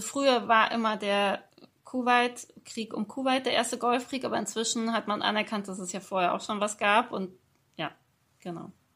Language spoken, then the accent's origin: German; Germany; accent: Hochdeutsch (German, 'Piefke'); moved away as an adult; now in Austria